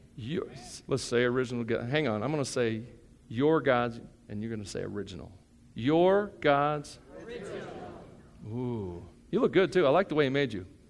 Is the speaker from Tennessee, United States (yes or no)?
yes; Tennessee, United States; I grew up in Tennessee.